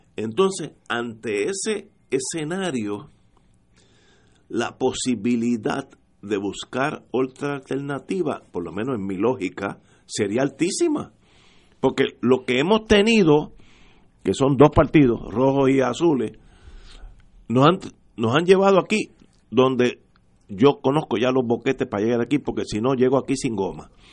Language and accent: Spanish; Puerto Rico